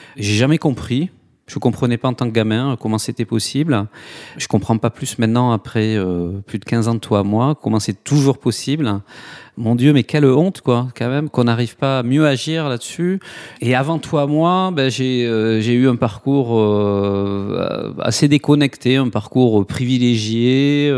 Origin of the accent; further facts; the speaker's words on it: Toulouse, Occitania, France; accent: south-western; now in Nantes, France; j'ai du mal à le cacher dans mon accent, mais j'ai euh, une petite coloration du sud-ouest. Je suis de Toulouse. Voilà, je suis né à Toulouse